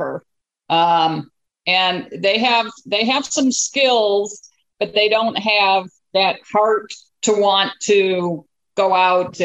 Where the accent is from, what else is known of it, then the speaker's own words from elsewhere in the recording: Chicago, Illinois, United States; I grew up in the Chicagoland area, oldest of seven kids.